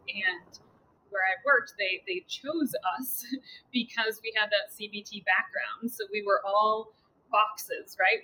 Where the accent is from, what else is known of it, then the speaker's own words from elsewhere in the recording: Connecticut, United States; moved away as an adult; now in Massachusetts, United States; I grew up in Connecticut as well